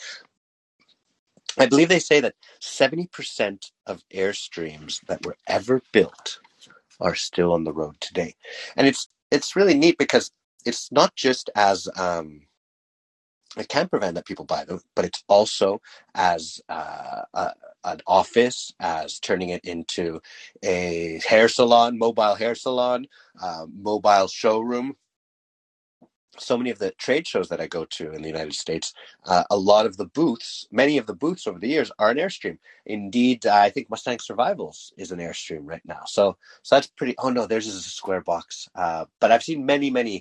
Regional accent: Canada; we're Canadian

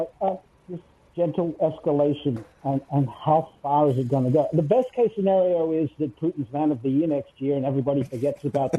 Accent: Australia

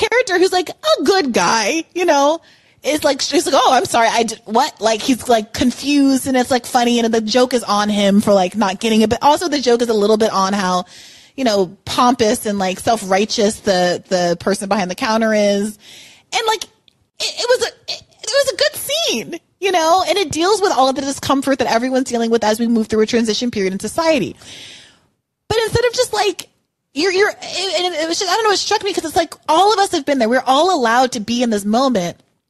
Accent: United States; as an American growing up in those environments, it was so exhausting to have to listen to that all the time.

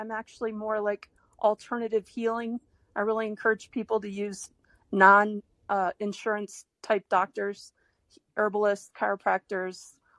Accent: Detroit, Michigan, United States; now in Boulder, United States; I grew up in Detroit, though.

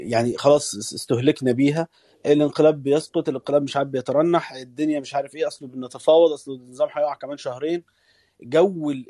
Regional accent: Egypt; فده ده اللي احنا محتاجينه احنا كمصريين على الاقل في الخارج

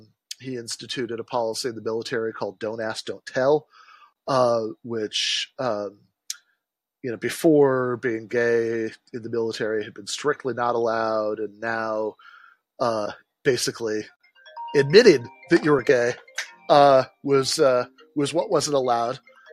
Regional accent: East Lansing, Michigan, United States; I grew up in East Lansing

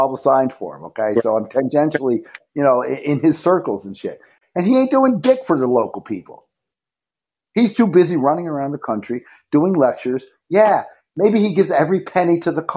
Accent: Syracuse, New York, United States; Syracuse, my hometown

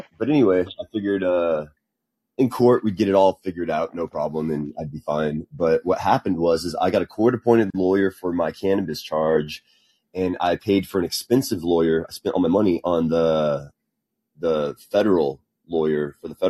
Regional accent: Helotes, Texas, United States; When I was growing up in Helotes

